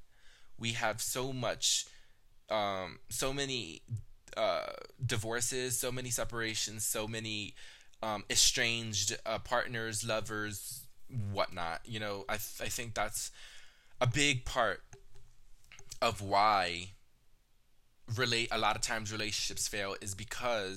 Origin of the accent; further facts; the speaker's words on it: Texas, United States; I was born in Texas. My biological mother had me in Texas, and we stayed there